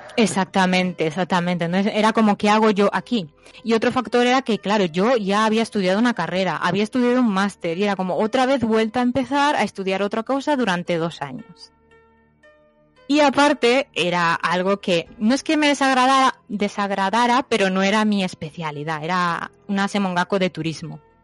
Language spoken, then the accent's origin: Spanish; Spain; now in Japan; cuando vivía en España